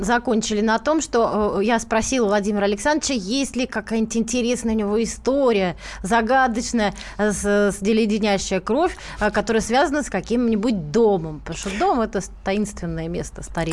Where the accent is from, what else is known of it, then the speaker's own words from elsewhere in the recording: Moscow, Russia; мы сами, простые москвичи